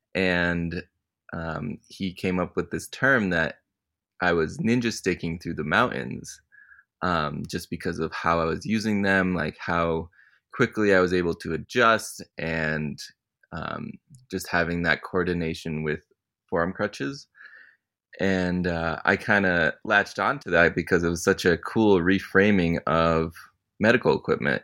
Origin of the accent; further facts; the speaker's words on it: Connecticut, United States; I grew up in Connecticut